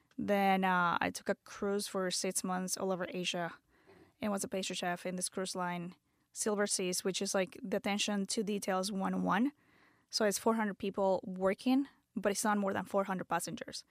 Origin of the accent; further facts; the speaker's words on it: Venezuela; English is a second language; moved away as an adult; also born or lived in Canada; now in United States; I'm from born and raised in Venezuela, moved to the States when I was twenty-one